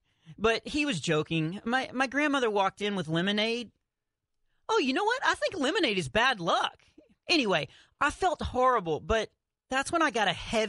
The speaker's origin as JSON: {"language": "English", "region": "Texas", "country": "United States", "said": "I'm from Texas, so I've been skiing a lot of times in Colorado, you know, because that's what Texans do."}